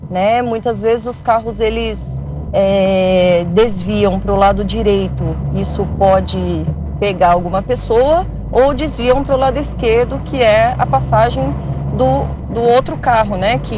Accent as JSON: {"language": "Portuguese", "town": "Jacareí", "region": "São Paulo", "country": "Brazil", "said": "eu sou eu sou de Jacareí e o meu bairro"}